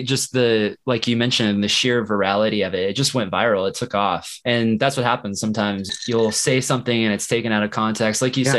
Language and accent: English; Kansas City, Missouri, United States; I grew up in Kansas City.